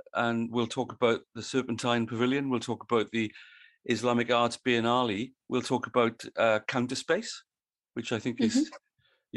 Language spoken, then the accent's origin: English; Wales, United Kingdom; now in Australia; I live in Australia and I'm from Wales originally